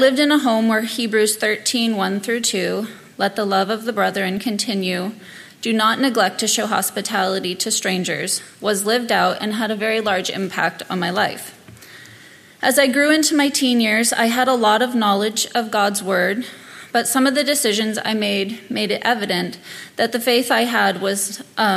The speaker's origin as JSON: {"language": "English", "town": "Thorne Bay", "region": "Alaska", "country": "United States", "tie": "born or raised there", "also_born_or_lived": "Poulsbo, Washington", "said": "My parents moved to Alaska when I was about 2 years old"}